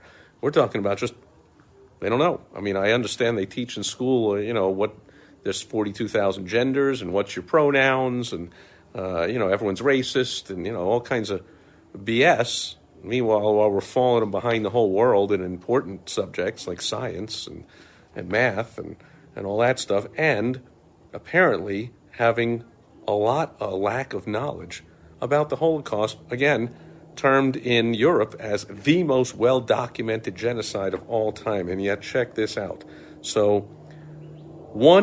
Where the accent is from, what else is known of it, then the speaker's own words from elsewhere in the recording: New York, United States; as a kid growing up in New York